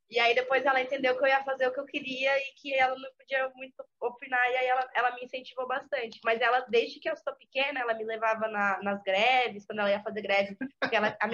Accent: Santa Catarina, Brazil; Eu sou do interior de Santa Catarina, eu sou de Ceará. É 500 quilômetros de Florianópolis.

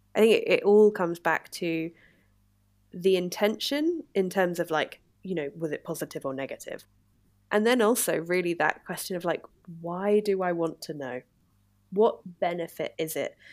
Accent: Exeter, South West England, United Kingdom; I'm from the south of England, it's a city called Exeter

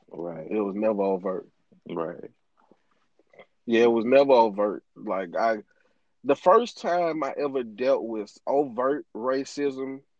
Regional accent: Greenville, Mississippi, United States; moved away as an adult; also born or lived in Chicago

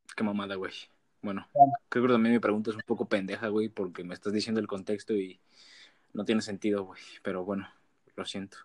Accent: Huasteca Potosina, San Luis Potosí, Mexico; Somos de la Huasteca

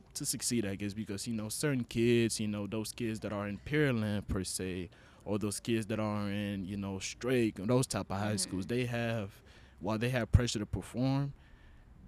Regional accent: Honduras; first language Spanish; English is a second language; moved away; I am from Honduras. And, you know, English is my second language for y'all that didn't know. Spanish is my first

